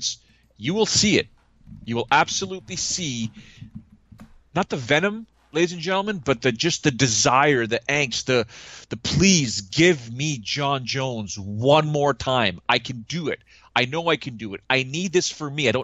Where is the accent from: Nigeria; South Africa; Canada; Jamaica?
Canada; Toronto, Ontario